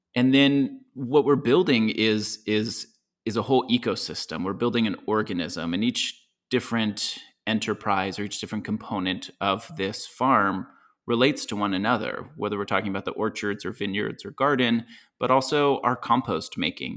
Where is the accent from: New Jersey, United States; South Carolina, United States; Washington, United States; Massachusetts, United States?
Washington, United States; moved away as an adult; also born or lived in Ventura County, California; now in Applegate Valley, Oregon, United States; I grew up in Washington State and went to college there as well.